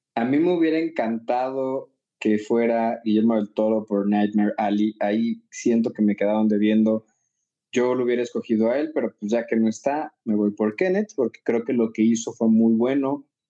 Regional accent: Mexico; soy mexicana

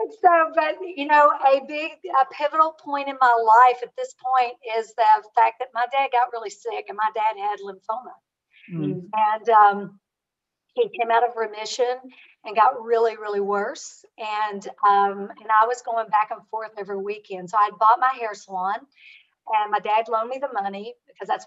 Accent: rural Kentucky, United States; I was raised in Kentucky

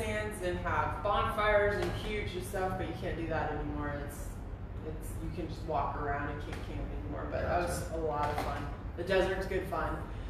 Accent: Albuquerque, New Mexico, United States; moved away; also born or lived in Denver, Colorado; I was born and raised in New Mexico, Albuquerque, New Mexico. And so I'm a desert kid. I grew up around ranches and horses and skiing and hiking and rock climbing and everything you do in the desert and mountains

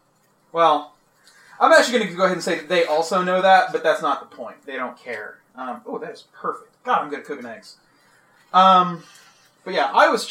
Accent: Fort Worth, Texas, United States; I'm from Fort Worth. I did most of my undergrad in Lubbock, Texas.

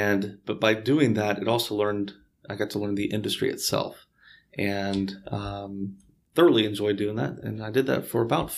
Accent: Houston, Texas, United States; born and raised here in Houston.

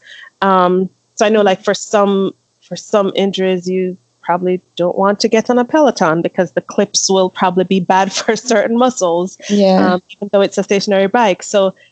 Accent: Jamaica; moved away as an adult; also born or lived in Philadelphia region, Pennsylvania, United States; now in Michigan, United States; I moved from Jamaica to Pennsylvania, to the Philly region, for school, for university

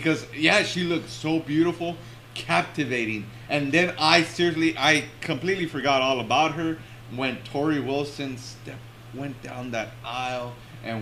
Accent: El Salvador; I'm not really Mexican, right? And I'm Salvadorian. I'm Central American

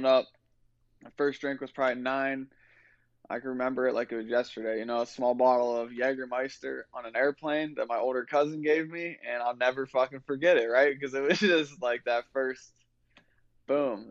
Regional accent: Ohio, United States; I'm from Ohio

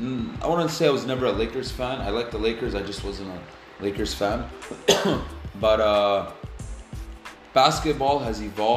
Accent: Alberta, Canada; I'm from Alberta

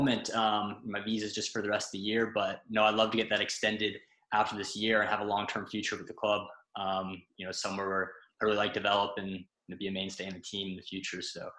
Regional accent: St. Louis, Missouri, United States; moved away as an adult; also born or lived in Massachusetts; now in Ireland; St. Louis, Missouri, my hometown in the United States.

